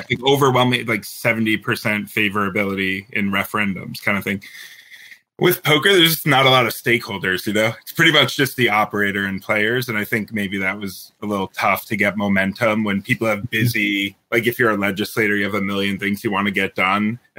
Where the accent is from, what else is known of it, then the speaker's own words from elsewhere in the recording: Michigan, United States; Michigan. Yeah.